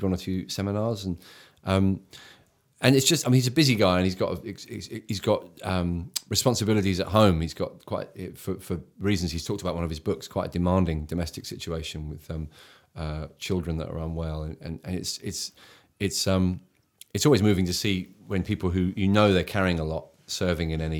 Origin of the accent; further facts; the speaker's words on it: England, United Kingdom; accent: English; I'm English.